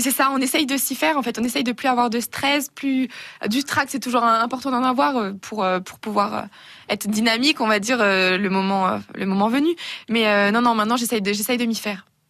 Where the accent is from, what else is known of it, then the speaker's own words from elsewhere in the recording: Burgundy, Bourgogne-Franche-Comté, France; je viens de la Bourgogne